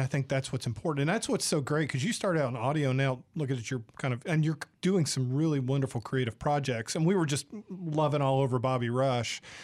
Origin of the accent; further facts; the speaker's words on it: the South, United States; also born or lived in San Diego, California; now in Mississippi, United States; I'm from the South originally